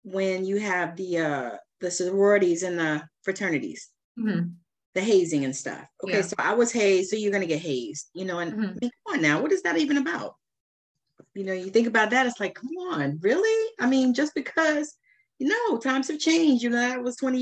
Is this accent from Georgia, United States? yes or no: yes; Georgia, United States; I'm from Georgia